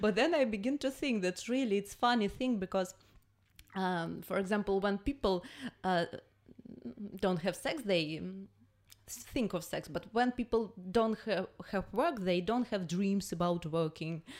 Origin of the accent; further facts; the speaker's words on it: Russia; English is a second language